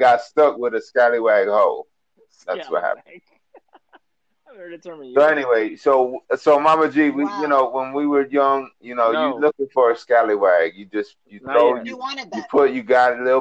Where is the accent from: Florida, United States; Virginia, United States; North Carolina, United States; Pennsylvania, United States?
Florida, United States; Miami; I'm from Miami and I got Jamaican friends